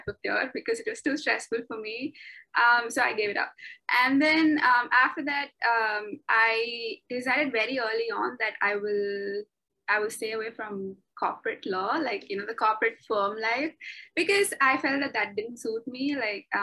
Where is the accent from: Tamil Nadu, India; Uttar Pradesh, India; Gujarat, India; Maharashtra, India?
Tamil Nadu, India; Chennai; moved away as an adult; also born or lived in Singapore; now in Bangkok, Thailand; I am from Chennai. I was born in Chennai. I grew up in Chennai. I lived in Chennai for 23 years of my life until I moved out to Singapore.